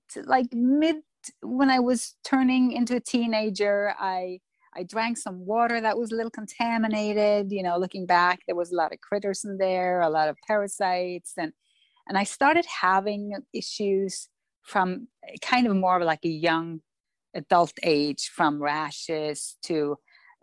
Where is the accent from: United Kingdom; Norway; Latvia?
Norway; also born or lived in Florida; I'm born and raised in Norway